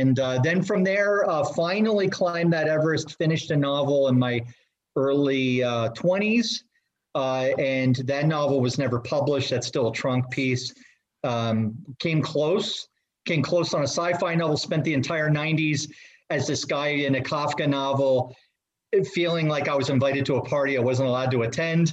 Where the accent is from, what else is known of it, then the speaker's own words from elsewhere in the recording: New Jersey, United States; I grew up in New Jersey.